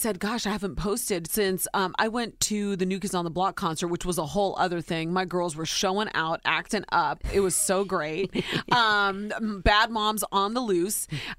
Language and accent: English; Ohio, United States; moved away; born and raised in Ohio, very simple way upbringing.